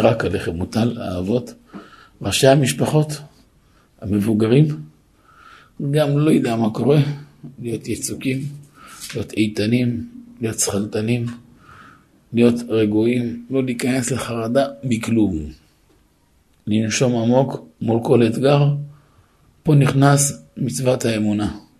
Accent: Netivot, Southern District, Israel; גדלתי בנתיבות

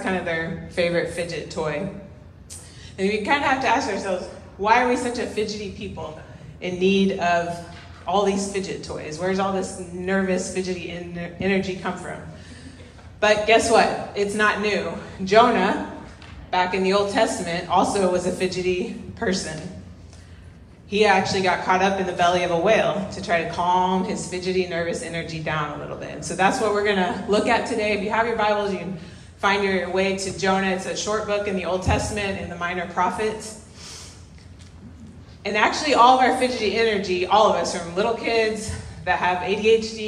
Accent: Kansas, United States; moved away as an adult; now in Cuenca, Ecuador; We're from Kansas, so hot, humid, sweaty

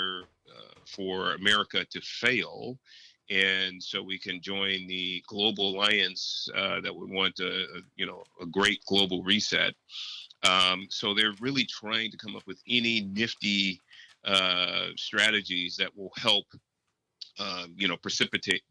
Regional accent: San Francisco, California, United States; I was born in Hunters Point in San Francisco in project housing. I was born into abject poverty

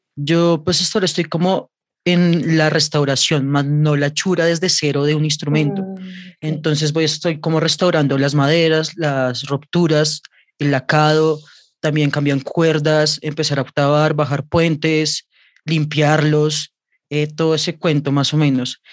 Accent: Bogotá, Colombia; soy cantautor bogotano

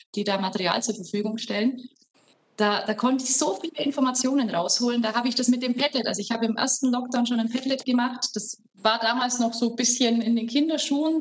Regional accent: Horgau, Bavaria, Germany; Ich komme aus Augsburg. ich bin äh, Aus. Augsburgerin, Landkreis Augsburg aus Horgau

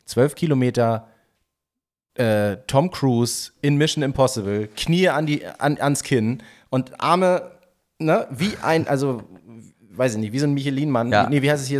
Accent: Northern Germany, Germany; wir sind ja Norddeutsche

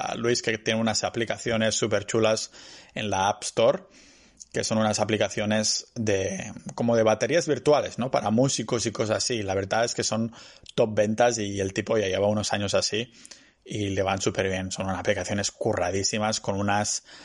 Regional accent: Spain; moved away as an adult; also born or lived in Barcelona; now in Tallinn, Estonia; yo sigo siendo ciudadano español

